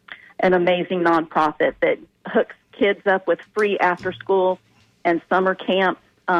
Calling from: Tampa, Florida, United States; hey. I'm calling from Tampa.

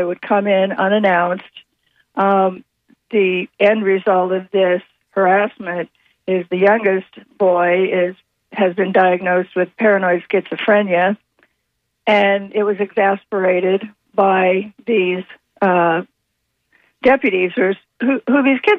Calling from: Lutz, Florida, United States; Hi, Hi, it's … from Lutz.

